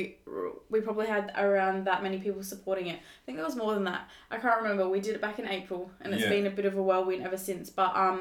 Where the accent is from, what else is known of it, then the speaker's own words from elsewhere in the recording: Fleurieu Peninsula, South Australia, Australia; also born or lived in Sri Lanka; they adopted us when we were babies, brought us back to Australia, and we lived on the farm, and we've grown up ever since here